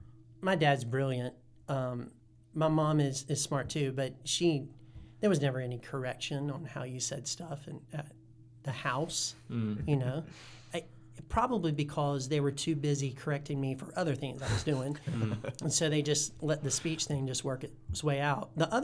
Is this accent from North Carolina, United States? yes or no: yes; Guilford County, North Carolina, United States; I'm from Guilford County.